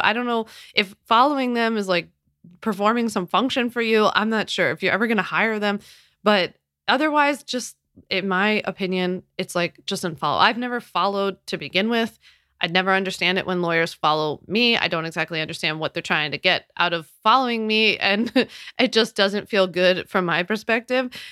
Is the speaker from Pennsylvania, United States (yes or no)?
yes; Philadelphia, Pennsylvania, United States; I'm from Philly